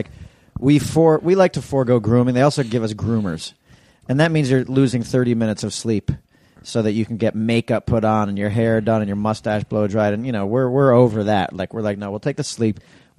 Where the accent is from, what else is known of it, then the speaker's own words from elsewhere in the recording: New York City, New York, United States; I'm from New York City. I love being in New York City.